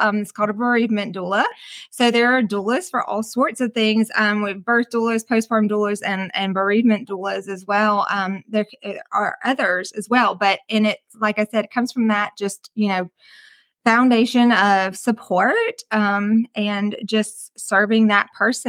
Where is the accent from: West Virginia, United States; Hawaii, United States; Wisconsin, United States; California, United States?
Wisconsin, United States; now in Hartwell, United States; I am originally from Wisconsin. So, but I've, you know, lived in Hartwell for most of my life.